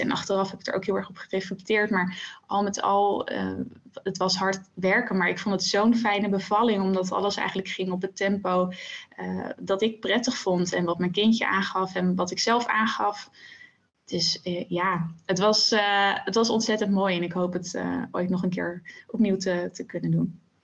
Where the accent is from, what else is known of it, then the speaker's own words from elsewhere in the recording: The Hague, South Holland, Netherlands; now in Zoetermeer, Netherlands; ik ben eh, geboren in Den Haag en daar heb ik eigenlijk mijn hele leven gewoond